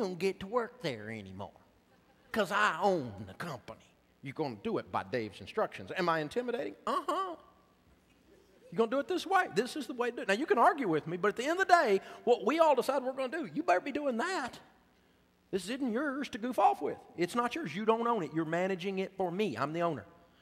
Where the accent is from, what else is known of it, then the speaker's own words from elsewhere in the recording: Tennessee, United States; I'm from Tennessee